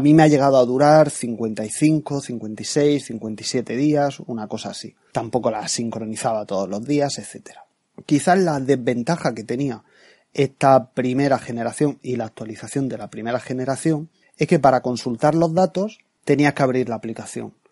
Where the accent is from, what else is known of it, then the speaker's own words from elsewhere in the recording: Murcia, Region of Murcia, Spain; now in Seville, Spain; yo soy de Murcia, aunque no vivo allí, vivo ahora en Sevilla